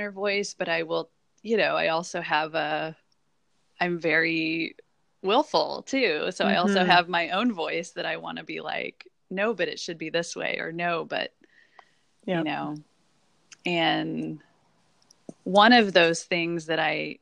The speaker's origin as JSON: {"language": "English", "region": "Midwest", "country": "United States", "moved": "yes", "said": "I'm from the Midwest"}